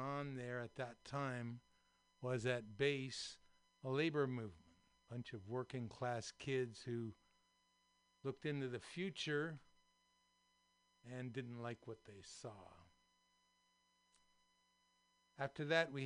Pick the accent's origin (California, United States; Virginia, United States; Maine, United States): California, United States; Daly City; born or raised there; also born or lived in San Francisco, California / Marin, California